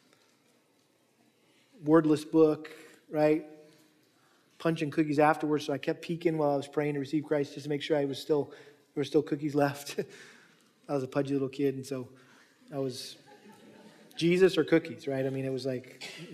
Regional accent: New England, United States; moved away; our family had the privilege of going back to New England where I was from and got to take my wife and kids back to my hometown. And so I took them by the house I grew up

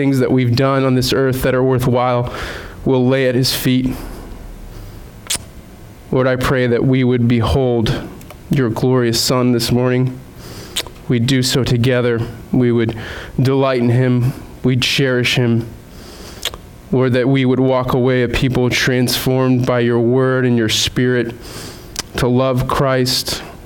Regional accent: Southeast, United States; also born or lived in Rhode Island; now in Vermont, United States; growing up in the Southeast

